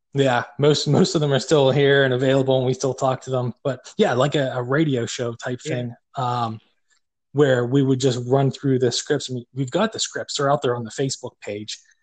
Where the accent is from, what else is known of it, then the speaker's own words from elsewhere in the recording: Pittsburgh, Pennsylvania, United States; accent: Yinzer; we're from Pittsburgh